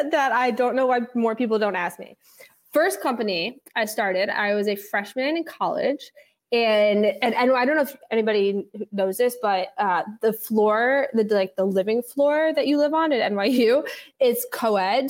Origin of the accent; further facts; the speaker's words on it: New York City, New York, United States; I grew up in the West Village with my dad